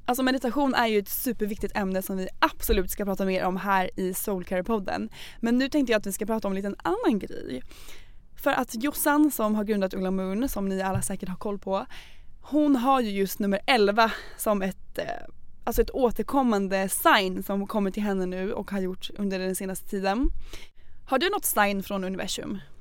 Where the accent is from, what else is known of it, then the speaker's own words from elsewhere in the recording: Norrköping, Östergötland, Sweden; moved away; var jag hemma i Norrköping och hälsade på min familj